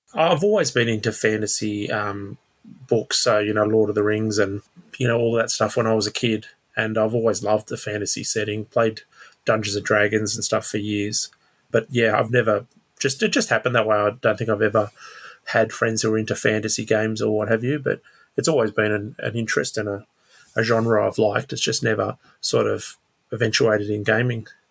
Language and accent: English; Sydney, New South Wales, Australia; now in Blue Mountains, Australia; I grew up in Sydney and moved up to the mountains about five years ago.